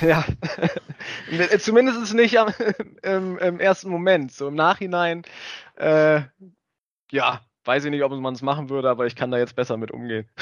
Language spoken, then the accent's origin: German; Germany; moved away as an adult; also born or lived in Lübeck; ich als einer der wenigen äh, äh höher gespielt habe, die aus Pferden kommen